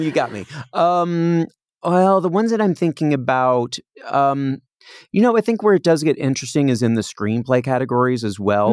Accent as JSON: {"language": "English", "region": "Indiana", "country": "United States", "tie": "born or raised there", "moved": "yes", "lives_now": "Los Angeles, United States", "said": "when you're a little kid growing up in Indiana"}